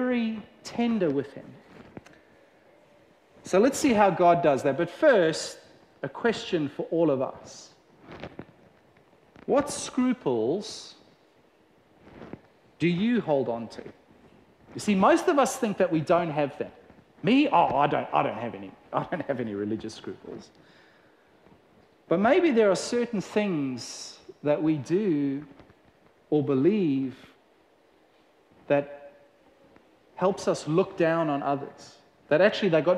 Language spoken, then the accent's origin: English; South Africa; growing up in South Africa